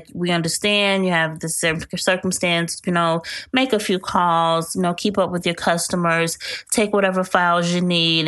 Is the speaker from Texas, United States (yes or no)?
no; Chicago, Illinois, United States; I am from Chicago, Illinois